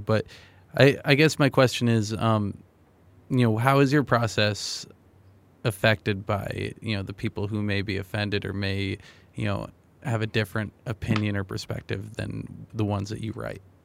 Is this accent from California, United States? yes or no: no; New Hampshire, United States; moved away; I'm from New Hampshire